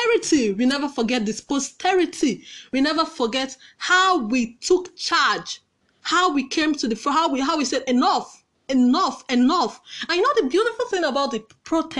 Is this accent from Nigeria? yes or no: yes; Nigeria; I've never been prouder of being a Nigerian